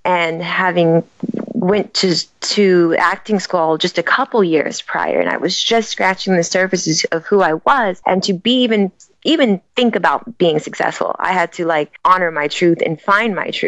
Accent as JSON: {"language": "English", "town": "Sacramento", "region": "California", "country": "United States", "tie": "born or raised there", "said": "I was born in Sacramento, California, and I was an athlete"}